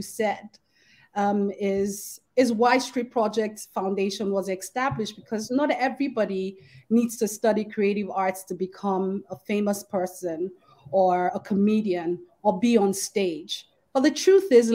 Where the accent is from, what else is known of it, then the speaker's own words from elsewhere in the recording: Lagos, Nigeria; I grew up in Festac Town in Lagos State